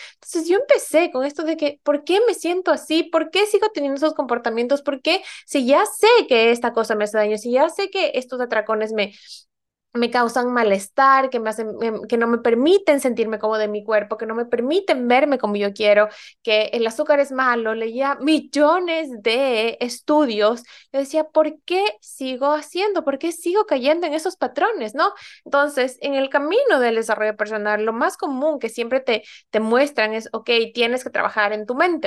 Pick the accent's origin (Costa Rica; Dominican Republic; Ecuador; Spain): Ecuador; moved away as an adult; now in Norway; yo soy ecuatoriana y me mudé aquí hace ya casi ocho años